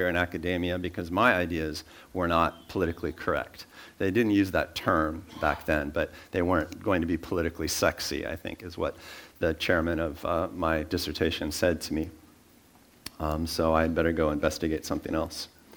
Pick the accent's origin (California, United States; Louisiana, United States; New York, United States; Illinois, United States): California, United States; San Francisco Bay Area; I was born in the Bay Area